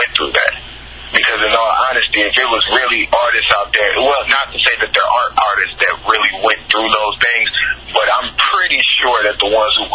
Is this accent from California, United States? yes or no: no; Chicago, Illinois, United States; moved away; also born or lived in Tennessee; I grew up in Chicago